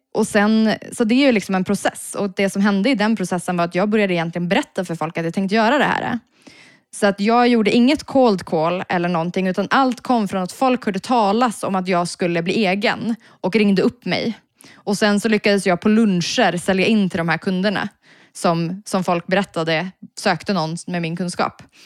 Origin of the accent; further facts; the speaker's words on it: Piteå, Norrbotten County, Sweden; moved away as an adult; now in Stockholm, Sweden; som nyinflyttad stockholmare, för jag kommer från Piteå